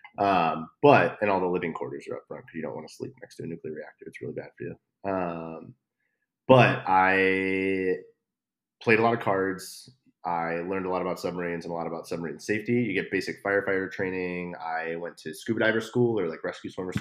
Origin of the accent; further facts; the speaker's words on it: Chicago, Illinois, United States; moved away as an adult; I'm from Chicago